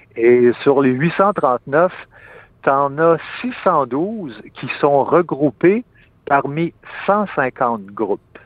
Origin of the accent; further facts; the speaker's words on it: Quebec, Canada; en tant que Québécois, c'est surtout mes collègues du Québec